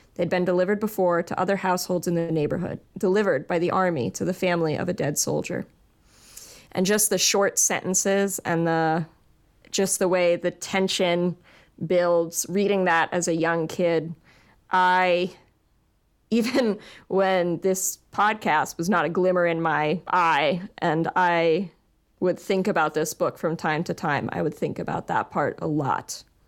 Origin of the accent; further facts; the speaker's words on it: Virginia, United States; We are both from Virginia. We both went to public school in Virginia